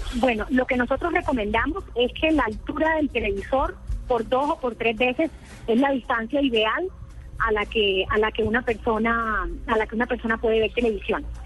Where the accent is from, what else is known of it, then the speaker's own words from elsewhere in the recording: Barranquilla, Atlántico, Colombia; Yo soy de Barranquilla.